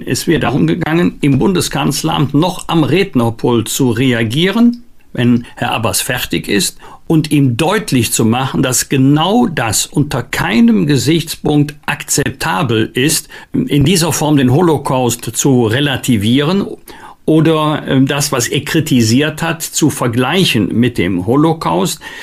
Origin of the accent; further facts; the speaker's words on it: Germany; bei uns in Deutschland